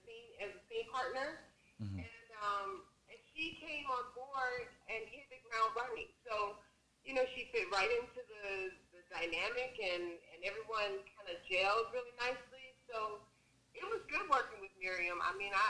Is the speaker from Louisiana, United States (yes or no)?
no; Chicago, Illinois, United States; I grew up on the west side of the city, so I am from Chicago.